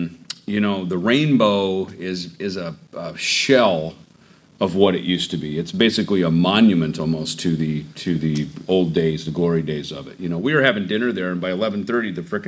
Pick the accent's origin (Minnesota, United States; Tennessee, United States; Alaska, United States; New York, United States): Minnesota, United States; southern; growing up in a small southern Minnesota town